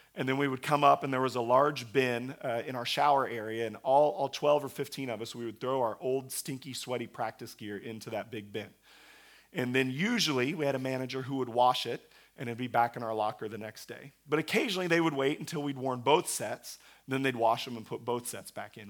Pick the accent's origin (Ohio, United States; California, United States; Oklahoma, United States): Oklahoma, United States; we have a, a large Christian university in my hometown.